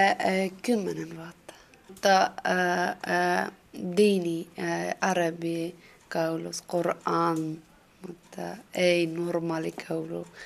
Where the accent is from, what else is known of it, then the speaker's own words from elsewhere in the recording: Afghanistan; first language Dari; Finnish is a second language; now in Finland; Eh, minä kotoisin afganistanilainen.